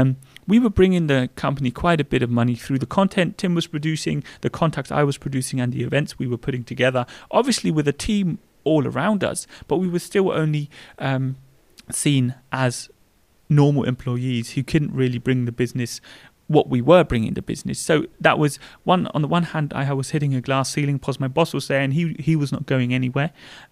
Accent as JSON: {"language": "English", "region": "England", "country": "United Kingdom", "lives_now": "Germany", "said": "because I think although we are English and we were brought up English, Germany is my home."}